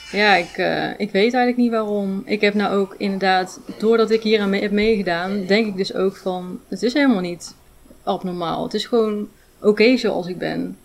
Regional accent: Ulvenhout, North Brabant, Netherlands; moved away as an adult; now in Rijen, Netherlands; Ik kom uit, oorspronkelijk uit Ilvoud, dichtbij Breda in de buurt

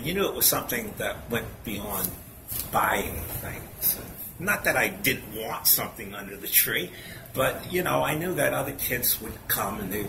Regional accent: New Bedford, Massachusetts, United States; I grew up in New Bedford

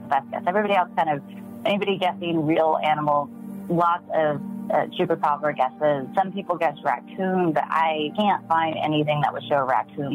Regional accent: United States; I grew up in the Mojave Desert, right? So on the west side

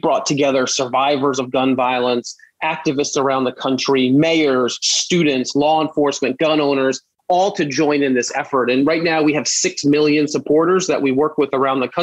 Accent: New York City, New York, United States; I grew up in Brooklyn

